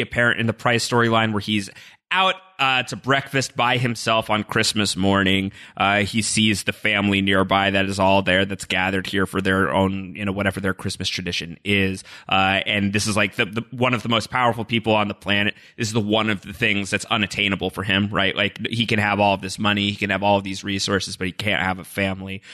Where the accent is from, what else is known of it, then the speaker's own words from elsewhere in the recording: New York, United States; as a New Yorker